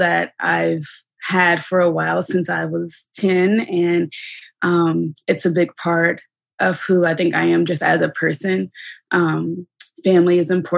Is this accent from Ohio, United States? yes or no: yes; Dayton, Ohio, United States; also born or lived in Columbus, Ohio / New York; I'm originally from Dayton, Ohio. I was born and raised here.